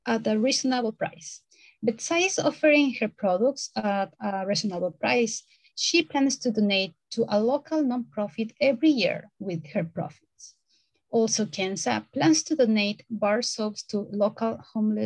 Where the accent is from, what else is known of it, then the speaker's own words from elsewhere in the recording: Ecuador; now in Philadelphia, United States; I am from Ecuador